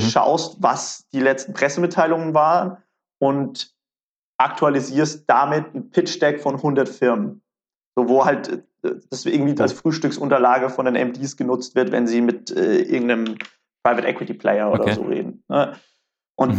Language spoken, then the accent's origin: German; Karlsruhe, Baden-Württemberg, Germany; also born or lived in Mannheim; ich komme ursprünglich aus Karlsruhe